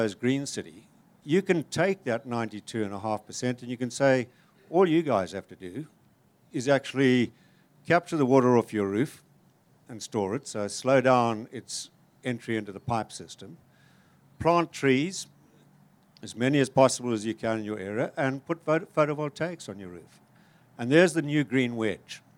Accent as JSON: {"language": "English", "country": "Zimbabwe", "also_born_or_lived": "Cape Town", "moved": "yes", "said": "I'm from Zimbabwe"}